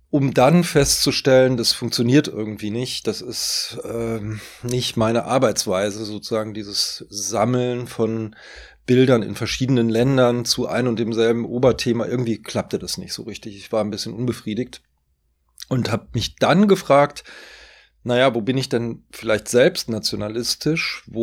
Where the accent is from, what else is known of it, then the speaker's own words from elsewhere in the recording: North Rhine-Westphalia, Germany; also born or lived in Norway; now in Berlin, Germany; Aber klar, da wo ich zur Schule gegangen bin, wo meine Eltern ja auch heute noch leben, am Niederrhein, auch das ist meine Heimat, äh, aber auch Norwegen ist meine Heimat.